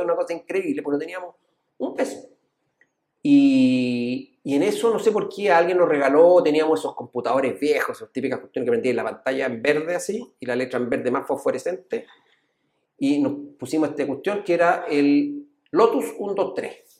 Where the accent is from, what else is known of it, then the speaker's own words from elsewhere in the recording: El Monte, Santiago Metropolitan Region, Chile; Nosotros crecimos en el monte, siempre decimos que somos del monte